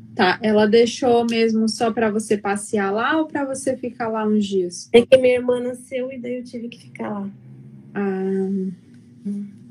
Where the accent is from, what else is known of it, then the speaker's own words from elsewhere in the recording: Paranaguá, Paraná, Brazil; Eu sou de Paranaguá, Paraná.